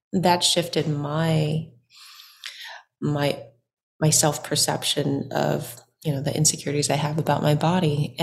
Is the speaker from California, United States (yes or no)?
yes; Orange County, California, United States; I was born and raised in Orange County, and my folks were from Vietnam, and they immigrated here in the 80s.